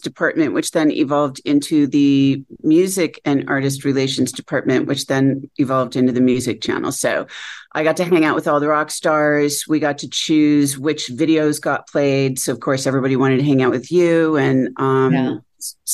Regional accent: Connecticut, United States; moved away; also born or lived in Seattle, Washington; my growing up in Connecticut

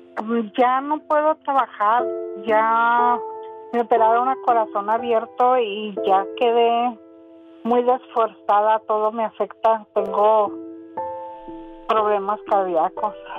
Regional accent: Ciudad Juárez, Chihuahua, Mexico; Nosotros nacimos en Juárez

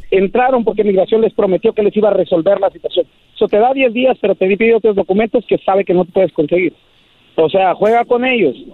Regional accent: Michoacán, Mexico; moved away; also born or lived in United States; soy de Michoacán, dice. Eh. ya sabrás. De los indios de Michoacán.

